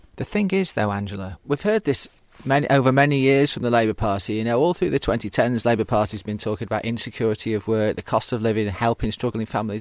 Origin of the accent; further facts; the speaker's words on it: Stockport, North West England, United Kingdom; we grew up in Stockport at the same time, although, as you've always told me, I grew up in the posh end